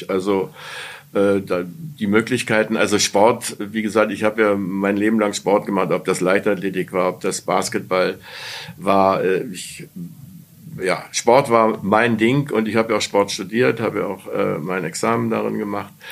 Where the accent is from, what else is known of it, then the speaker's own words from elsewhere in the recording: Berlin, Germany; Ich komme ja aus Berlin und habe auch da ein Praktikum äh, äh, beim, äh, beim Tagesspiegel gemacht